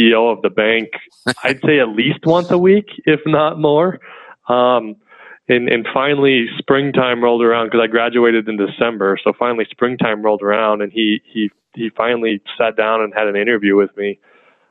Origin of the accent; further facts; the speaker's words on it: Colorado, United States; they moved to Colorado for work. But they also own their own farm. So I grew up out there on the farm